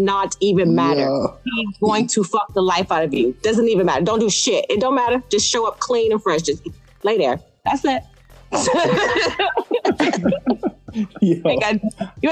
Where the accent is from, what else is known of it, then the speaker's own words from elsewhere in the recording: United States; as American women